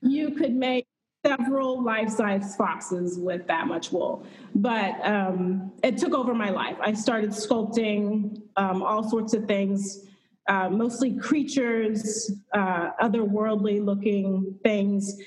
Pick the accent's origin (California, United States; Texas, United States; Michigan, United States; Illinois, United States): Texas, United States; Houston; moved away as an adult; also born or lived in Northern Virginia; I'm originally from Houston, Texas